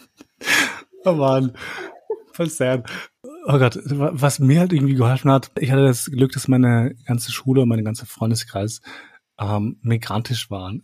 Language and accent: German; Kosovo; moved away; wo ich aufgewachsen bin in Kosovo